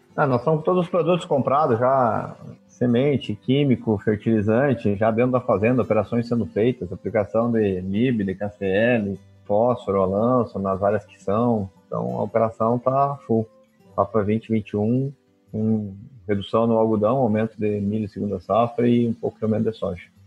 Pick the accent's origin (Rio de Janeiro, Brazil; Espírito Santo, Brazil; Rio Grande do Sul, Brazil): Rio Grande do Sul, Brazil; Rio Grande do Sul coast, Brazil; moved away as an adult; also born or lived in Mato Grosso; Eu sou do Rio Grande do Sul, litoral do Rio Grande do Sul